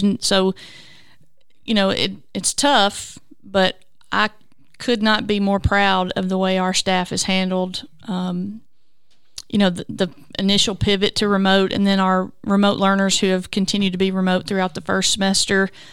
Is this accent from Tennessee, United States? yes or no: yes; Culleoka, Tennessee, United States; also born or lived in Hickman County, Tennessee; I grew up in Culiaca and, uh, attended Culiaca school for a number of years and then graduated at Columbia Academy